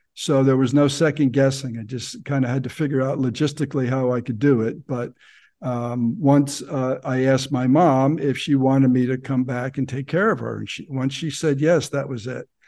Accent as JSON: {"language": "English", "region": "New Jersey", "country": "United States", "tie": "born or raised there", "also_born_or_lived": "Ohio", "moved": "as an adult", "said": "I grew up in New Jersey, exit 163 for those who uh, know the Garden State Parkway, so which is uh, up north about 20 miles outside"}